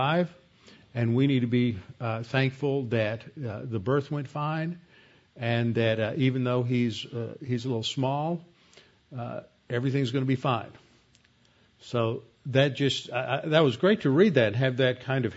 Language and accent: English; Houston, Texas, United States; I was born in Jeff Davis Hospital